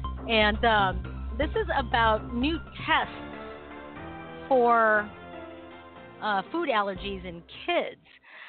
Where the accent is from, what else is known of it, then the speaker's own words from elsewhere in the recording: Philippines; No, I don't either. And that's a good thing because I'm Filipino. We eat anything.